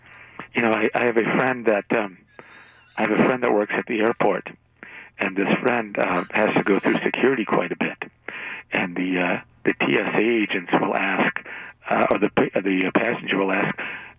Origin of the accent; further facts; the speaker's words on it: Texas, United States; But I'm from Texas.